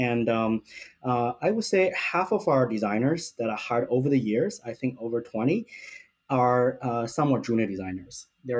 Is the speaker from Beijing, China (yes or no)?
yes; Beijing, China; now in Vancouver, Canada; I'm from Beijing, China.